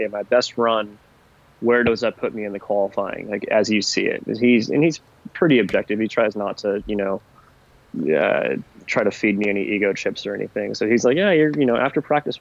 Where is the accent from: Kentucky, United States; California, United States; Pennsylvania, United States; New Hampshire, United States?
California, United States; Northern; I'm from Northern California.